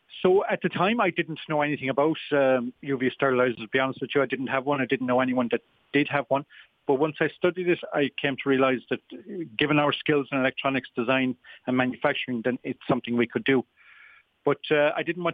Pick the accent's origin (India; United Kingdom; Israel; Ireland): Ireland; Tralee, Munster; moved away as an adult; also born or lived in Limerick / Shannon, County Clare; I'm a Kerryman by birth. I'm from Tralee originally.